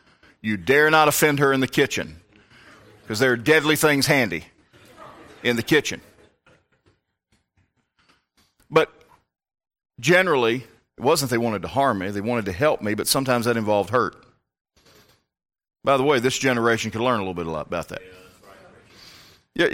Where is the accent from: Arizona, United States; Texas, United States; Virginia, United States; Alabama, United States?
Virginia, United States; born there; It's a different type of Southern than I grew up in. Down there, they're still fighting. About what? Everything. I, being born in Northern Virginia, am a much more